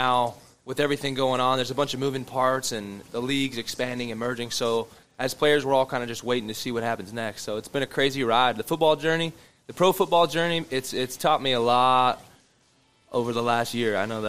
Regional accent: Findlay Lake, New York, United States; Yeah, I grew up out in Findlay Lake, New York.

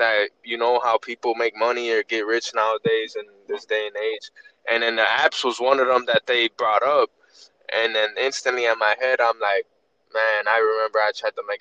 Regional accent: Chicago, Illinois, United States; Chicago, United States

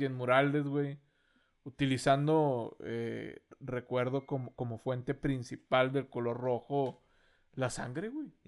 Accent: Monterrey, Nuevo León, Mexico; accent: norteño; somos del norte

